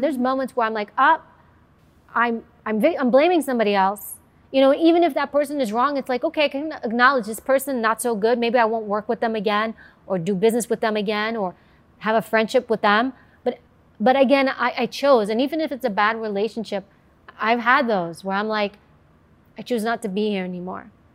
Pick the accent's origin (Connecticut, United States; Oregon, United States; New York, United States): New York, United States; I grew up in New York